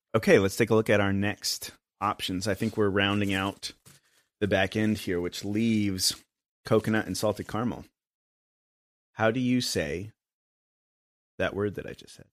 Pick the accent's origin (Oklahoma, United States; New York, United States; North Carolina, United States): North Carolina, United States; Asheville; also born or lived in Austin; now in Chattanooga, United States; I'm from Asheville, North Carolina originally